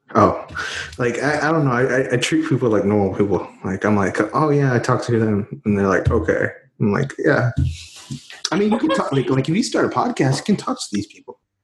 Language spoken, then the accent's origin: English; Houston, Texas, United States; Houston, Texas